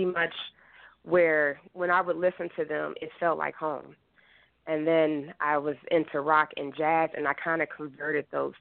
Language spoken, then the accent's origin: English; Kansas City, Missouri, United States; moved away as an adult; now in Philadelphia, United States; I'm from Kansas City, Missouri, and I did have bands out there